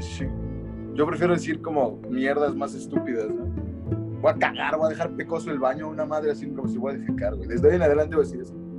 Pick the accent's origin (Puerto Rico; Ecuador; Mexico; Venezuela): Mexico; como latinoamericano, no como mexicano